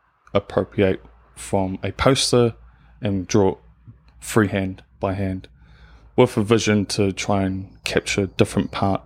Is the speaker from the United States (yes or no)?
no; Manurewa, Auckland, New Zealand; So I was born and raised in Manerewa, so South Auckland.